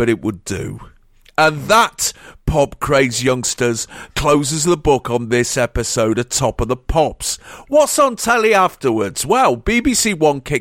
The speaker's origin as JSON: {"language": "English", "region": "England", "country": "United Kingdom", "said": "I fucking curse myself for being English"}